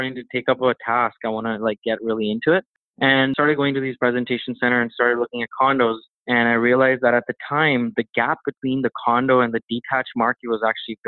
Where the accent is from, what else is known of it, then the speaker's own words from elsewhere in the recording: Toronto, Ontario, Canada; And funny story is that he actually didn't know I was from Toronto for the interview.